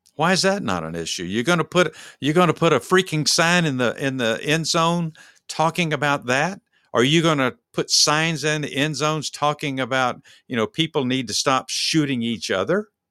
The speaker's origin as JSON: {"language": "English", "town": "Dallas", "region": "Texas", "country": "United States", "said": "we're from Dallas."}